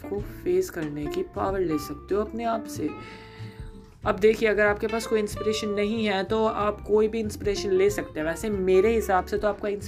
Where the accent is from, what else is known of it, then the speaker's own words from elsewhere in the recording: India; कई लोगों ने मुझसे इंस्टाग्राम पे पूछ लिया कि मैं इंडियन हूँ जी हाँ मैं इंडियन हूँ